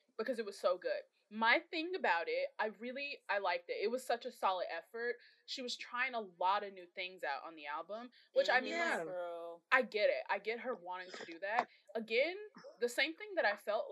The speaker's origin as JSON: {"language": "English", "town": "Chicago", "region": "Illinois", "country": "United States", "said": "I'm from the South Side, really you know, not from the West Side"}